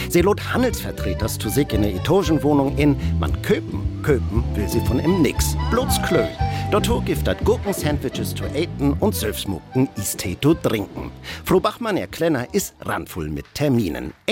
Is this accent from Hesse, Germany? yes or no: yes; Frankfurt, Hesse, Germany; Ich bin aus Frankfurt, zum ersten Mal heute hier.